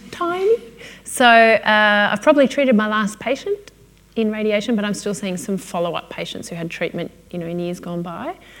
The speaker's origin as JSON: {"language": "English", "town": "Melbourne", "region": "Victoria", "country": "Australia", "said": "I'm from Melbourne"}